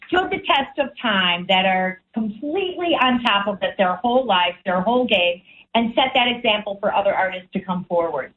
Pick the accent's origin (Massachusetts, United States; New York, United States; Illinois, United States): Illinois, United States; Chicago; moved away; I come from Chicago. It's a land of blues and jazz